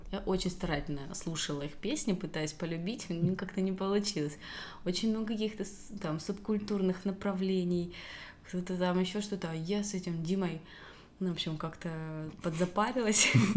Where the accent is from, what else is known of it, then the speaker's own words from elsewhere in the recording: Belaya Kalitva, Rostov Oblast, Russia; Я из э, Ростовской области. Городочек у нас маленький, Белая Калитва.